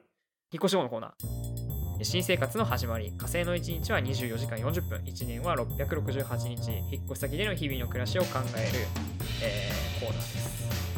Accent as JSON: {"language": "Japanese", "region": "Kanagawa", "country": "Japan", "tie": "born or raised there", "said": "僕らは神奈川県出身"}